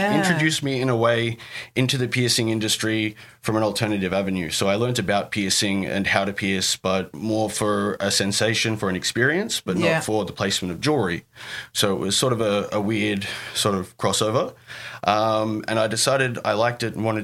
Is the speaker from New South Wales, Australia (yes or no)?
yes; Goulburn, New South Wales, Australia; moved away as an adult; also born or lived in Canberra; now in Sydney, Australia; I grew up in Goulburn, which I guess in my mind I call a country town